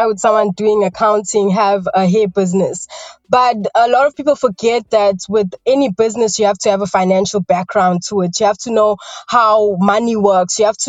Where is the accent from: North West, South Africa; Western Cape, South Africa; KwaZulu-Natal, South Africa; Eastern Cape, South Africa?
KwaZulu-Natal, South Africa; Newlands; I grew up in Newlands, initially first in Newlands West, which attributed to my accent a bit, although it's faded because in 2015 I moved to Newlands East.